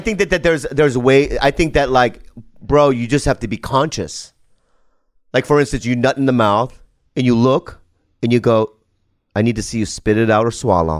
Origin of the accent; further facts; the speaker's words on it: United States; I'm an American. I, I mean, I'm an American